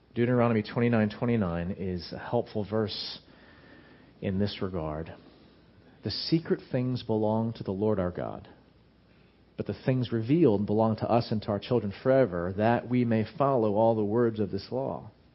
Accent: United States; American Christians

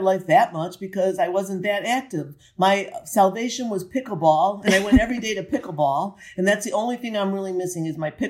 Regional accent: Cleveland, Ohio, United States; also born or lived in New Jersey; I was born in Cleveland, Ohio on 10/11/1951.

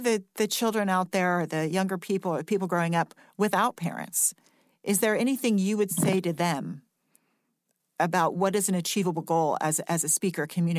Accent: United States; I'm only speaking as an American right now. This is the country I live in. This is the country I'm going to be living in.

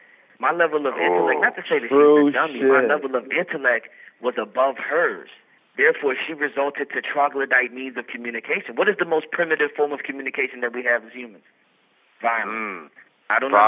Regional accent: Memphis, Tennessee, United States; I'm from North Memphis

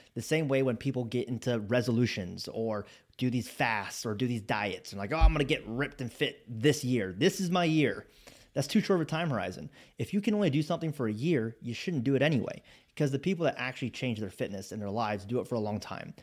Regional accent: Spokane, Washington, United States; moved away as an adult; I grew up in Spokane, Washington

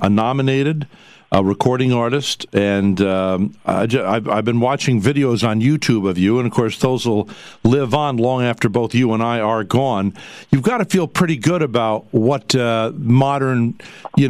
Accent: Poughkeepsie, New York, United States; I'm from Poughkeepsie, New York

